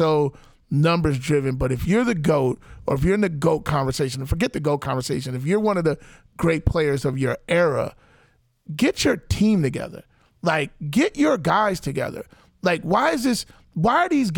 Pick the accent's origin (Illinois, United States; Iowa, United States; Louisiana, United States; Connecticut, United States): Illinois, United States; Chicago; I'm spoiled as a Chicagoan watching Michael Jordan